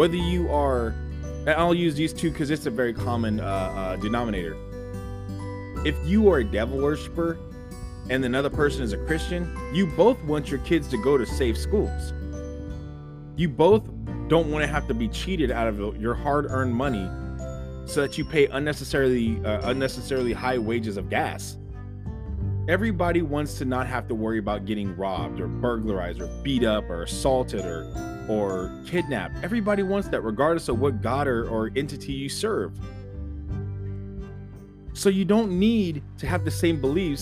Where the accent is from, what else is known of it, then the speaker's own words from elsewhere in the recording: United States; we're American